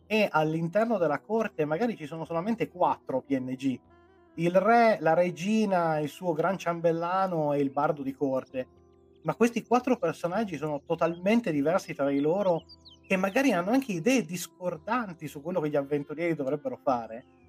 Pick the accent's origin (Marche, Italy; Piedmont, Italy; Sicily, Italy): Piedmont, Italy; io sono piemontese